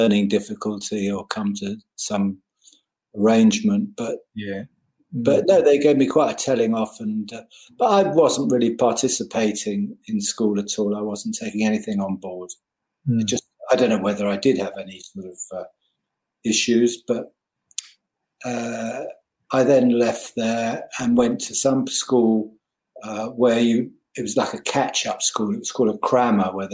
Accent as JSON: {"language": "English", "town": "Richmond", "region": "London", "country": "United Kingdom", "tie": "born or raised there", "said": "I was born in Richmond, Surrey."}